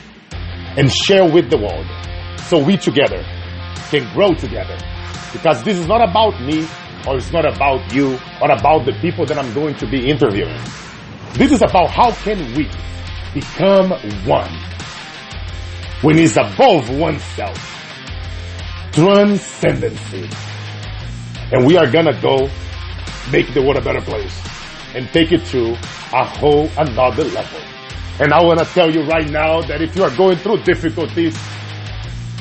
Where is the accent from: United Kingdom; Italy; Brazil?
Brazil; now in United States; I'm an American entrepreneur that started 29 years ago at age 7, selling bread in the streets of Brazil to keep my family alive.